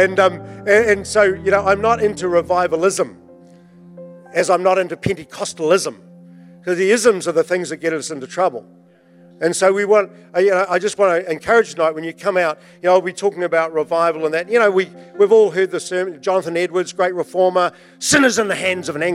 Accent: Invercargill, Southland, New Zealand; I was brought up in Invercargill.

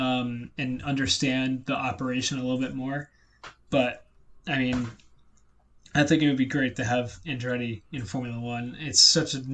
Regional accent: United States

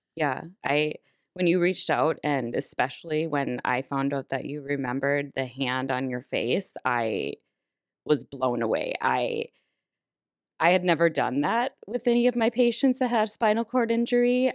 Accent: Minnesota, United States; being a Minnesotan my whole life and a cabin goer

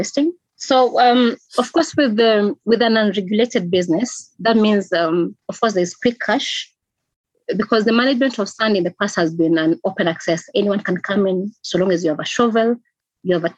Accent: Kenya; I'm from Kenya

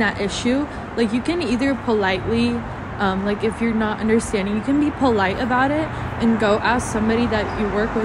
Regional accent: Poland; English is a second language; moved away; where are you from? And I'm like, Polish

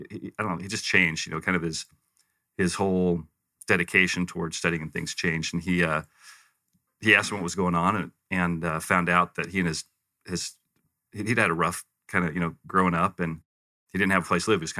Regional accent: Western US, United States; also born or lived in Provo; I, I, refer to myself as a Western mutt because I kind of grew up all over the West. I was born uh, Provo

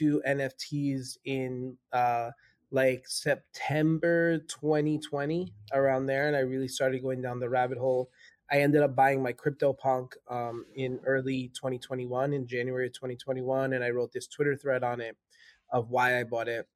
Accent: New York City, New York, United States; moved away; New York is my hometown, right? That's where I spent so much of my younger years there

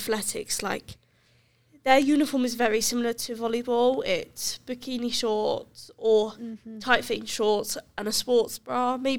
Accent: Brighton, South East England, United Kingdom; moved away as an adult; now in Cardiff, United Kingdom; It's not a thing from like I'm from Brighton. It's not really a thing from where I'm from

